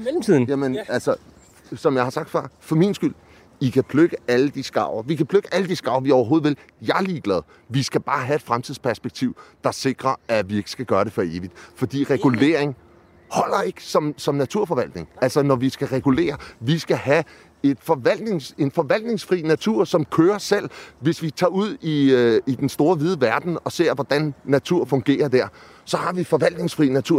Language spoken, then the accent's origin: Danish; Amager, Capital Region of Denmark, Denmark; jeg kommer fra Amager